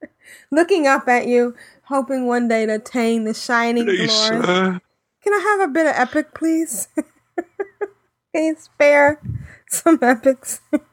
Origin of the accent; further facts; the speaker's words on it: the South, United States; accent: Southern; as long as you only make fun of my southern accent a little bit.